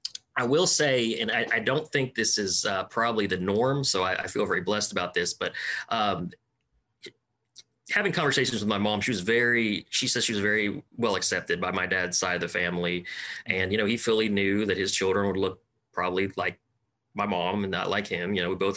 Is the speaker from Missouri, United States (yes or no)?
no; Delight, Arkansas, United States; also born or lived in Nashville, Arkansas; I was born and raised here in Arkansas, born in Nashville, Arkansas, then in Howard County, Howard County Memorial Hospital. So my mother is a registered nurse from the Philippines, but she is half Chinese descent. Her father was from Hong Kong